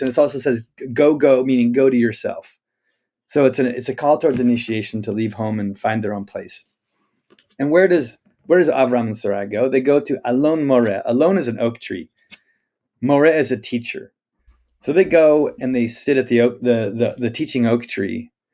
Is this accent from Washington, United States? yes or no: yes; Spokane, Washington, United States; I grew up in Spokane, Washington